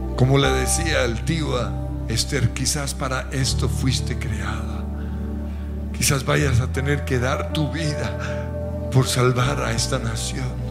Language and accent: Spanish; Colombia; como colombianos